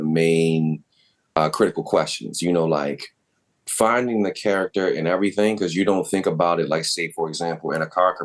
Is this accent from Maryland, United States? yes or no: yes; Baltimore, Maryland, United States; grew up in Northeast Baltimore